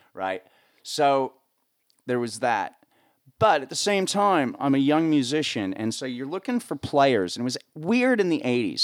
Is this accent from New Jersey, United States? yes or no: yes; northern New Jersey, United States; moved away as an adult; born and raised in northern New Jersey